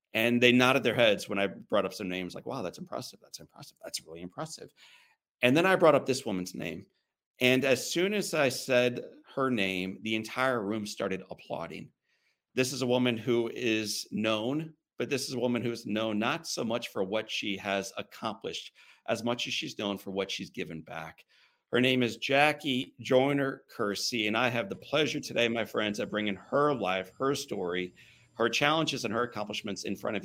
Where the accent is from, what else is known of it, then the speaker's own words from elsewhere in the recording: St. Louis, Missouri, United States; I'm from St. Louis, Missouri